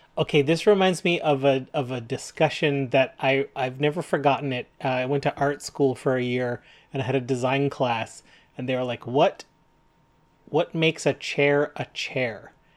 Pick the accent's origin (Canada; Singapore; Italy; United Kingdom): Canada; We're proud Canadian